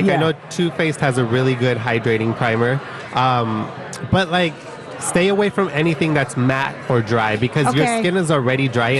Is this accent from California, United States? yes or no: yes; San Francisco, California, United States; now in Los Angeles, United States; I moved to LA. I'm from San Francisco.